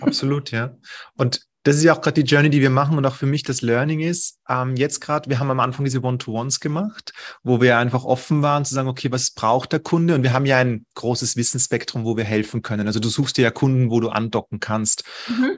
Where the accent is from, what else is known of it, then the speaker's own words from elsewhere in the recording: Vienna, Austria; ich komme aus Wien